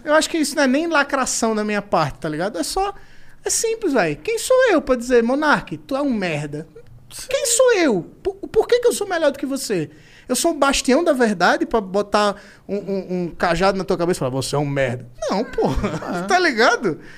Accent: Maceió, Alagoas, Brazil; eu sou de Maceió

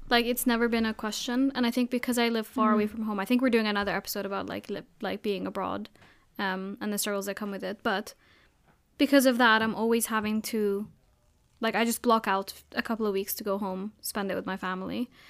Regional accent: Abu Dhabi, United Arab Emirates; I grew up in Abu Dhabi, everyone going out to see the fireworks and stuff.

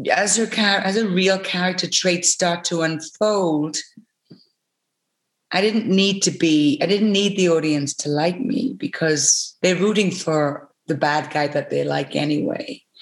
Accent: United Kingdom; we were able to in our territories, him being Australian, me being British, we were able to j- jump out of the kind of box

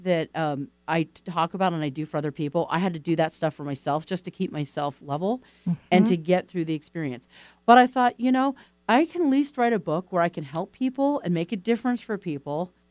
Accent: East Coast, United States; I'm from the East Coast

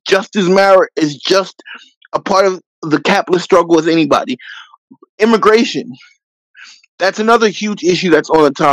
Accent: Philadelphia, Pennsylvania, United States; also born or lived in New England; I came back to my hometown of Philadelphia, Pennsylvania

